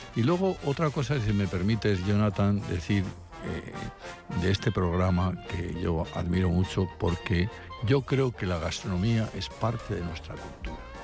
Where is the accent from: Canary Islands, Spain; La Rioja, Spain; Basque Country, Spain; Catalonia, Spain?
La Rioja, Spain; yo soy riojano